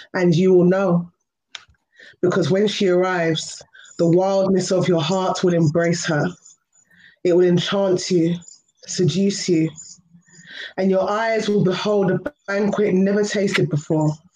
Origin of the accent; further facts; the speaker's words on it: London, United Kingdom; I'm from London, so it's one a.m. here.